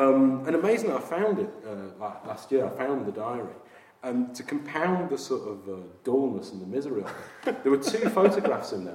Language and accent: English; Yorkshire and the Humber, United Kingdom; also born or lived in Sunderland; now in Brighton, United Kingdom; I grew up in Yorkshire in the sort of 70s and early 80s.